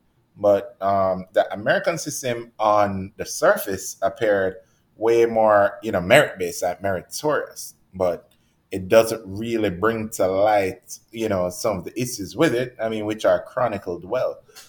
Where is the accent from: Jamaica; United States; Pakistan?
Jamaica; they're a lot more likely to give someone from America who is not nearly as good a lot of the times as we are coming from Jamaica